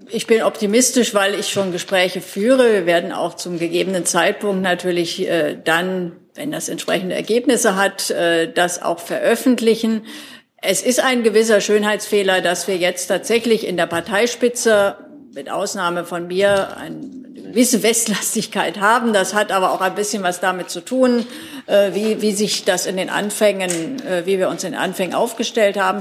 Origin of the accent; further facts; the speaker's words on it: Thuringia, Germany; ich bin zwar gebürtige Thüringerin